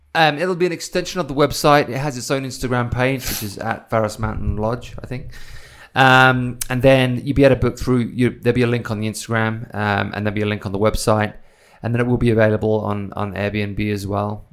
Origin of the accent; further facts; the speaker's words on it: Isle of Wight, South East England, United Kingdom; now in United States; I come from the Isle of Wight, so I come from a small island where everything's kinda local.